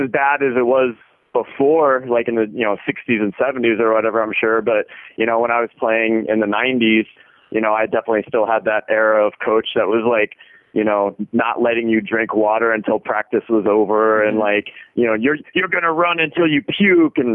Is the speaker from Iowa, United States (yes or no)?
yes; Iowa, United States; I grew up in Iowa, so small town